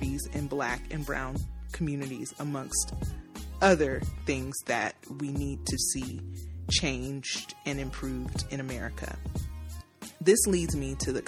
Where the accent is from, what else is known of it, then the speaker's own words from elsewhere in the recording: Nashville, Tennessee, United States; my hometown, Nashville, Tennessee